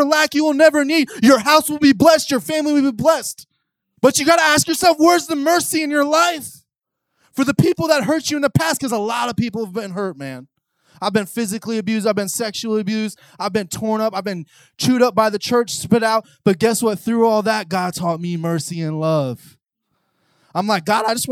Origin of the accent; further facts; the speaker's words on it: New Port Richey, Florida, United States; from Newport Richie